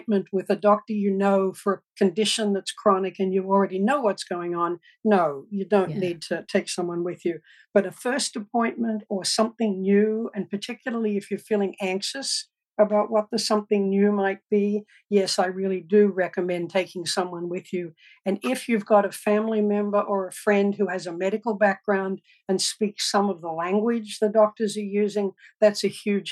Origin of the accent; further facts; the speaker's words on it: Australia; moved away as an adult; also born or lived in Melbourne, Australia; now in United States; I grew up in Australia, rural Australia, with 6,000 sheep on a farm